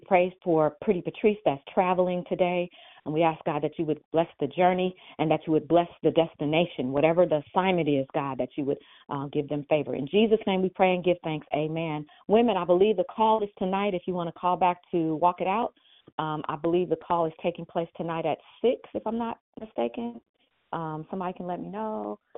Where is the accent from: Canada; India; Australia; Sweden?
India; I'm Indian, so I use seven.